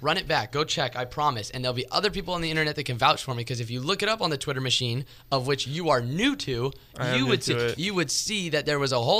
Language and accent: English; Daly City, California, United States; also born or lived in San Francisco; now in Santa Rosa, United States; But yeah, I was born in San Francisco, raised in Daly City until we moved up here to Santa Rosa.